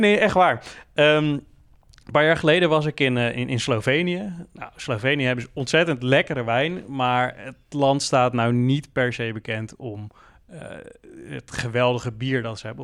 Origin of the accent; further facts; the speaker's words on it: Netherlands; also born or lived in Leiden; wij komen uit Nederland